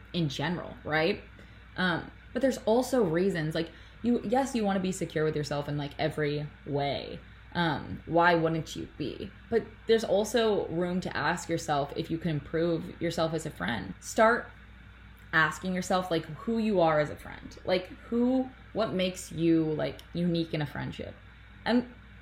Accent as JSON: {"language": "English", "town": "Toronto", "region": "Ontario", "country": "Canada", "tie": "born or raised there", "said": "I'm 3 hours north of my hometown. I'm from Toronto"}